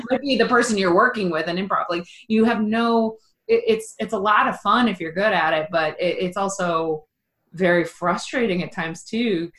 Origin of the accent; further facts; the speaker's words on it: Ohio, United States; also born or lived in Los Angeles; I live in Ohio and I grew up in Ohio